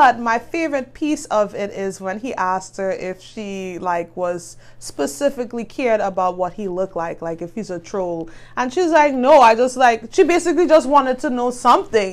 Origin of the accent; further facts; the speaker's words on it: Trinidad & Tobago; moved away; I'm from Trinidad